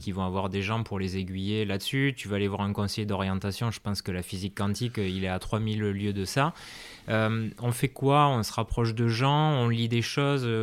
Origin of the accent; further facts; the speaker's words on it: France; en tant que Français